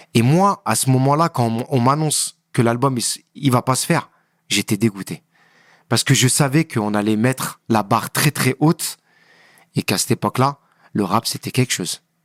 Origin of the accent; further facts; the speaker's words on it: Le Kremlin-Bicêtre, Île-de-France, France; je suis du Kremlin